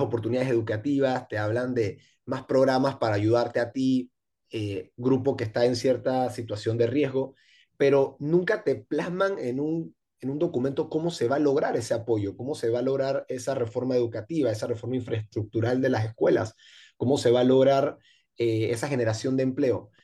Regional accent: Panama City, Panama; yo crecí en Pueblo Nuevo

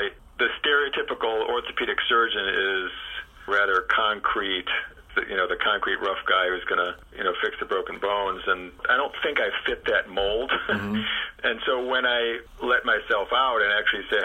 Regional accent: Chicago, Illinois, United States; I grew up in Chicago.

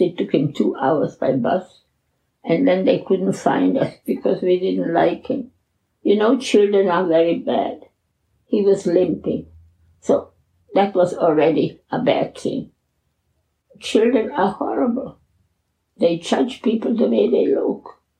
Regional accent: Czechia; moved away; I was born in the Czech Republic in a little village called in Czech Liszczany and in German Liechtenstein

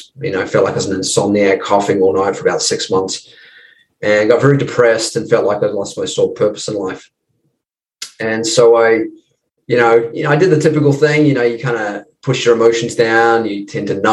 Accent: New Zealand; moved away as an adult; also born or lived in United States; now in Los Angeles, United States; I'm just across the ditch there, mate, in New Zealand. And I've been in the States. I left New Zealand when I was 20

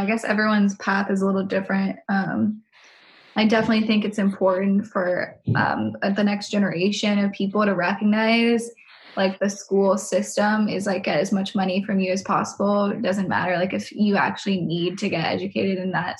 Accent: San Francisco Bay Area, California, United States; moved away; I'm also from the Bay Area

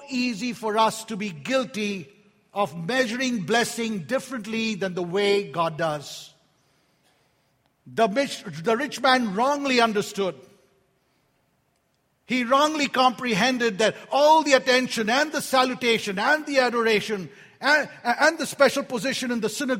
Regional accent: India; moved away; I was born in India

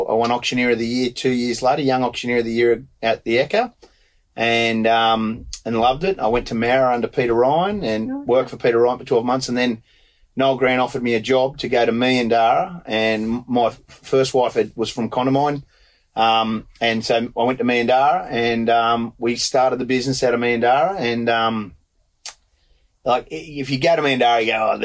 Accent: New South Wales, Australia; I'm from New South Wales.

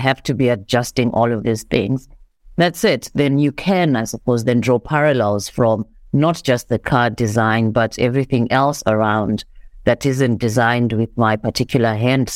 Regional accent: Zimbabwe; now in South Africa; I am Zimbabwean. I am a Black African woman. Well, I grew up in Zimbabwe

